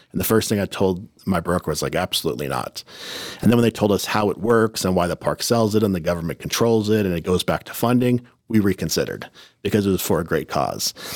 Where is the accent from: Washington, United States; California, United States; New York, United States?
California, United States; Oceanside; growing up in Oceanside, it was like a tough neighborhood